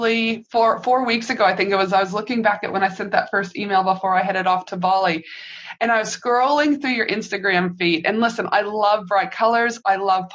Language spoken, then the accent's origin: English; Canada; now in Australia; I'm from Canada